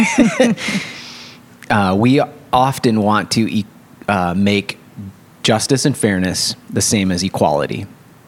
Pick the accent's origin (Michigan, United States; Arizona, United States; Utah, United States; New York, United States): Michigan, United States; West; moved away; I grew up in Christian Reformed West Michigan